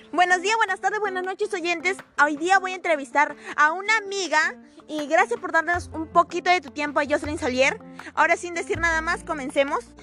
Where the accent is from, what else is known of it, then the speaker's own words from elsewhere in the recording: Lima, Peru; first language Spanish; Soy de Lima.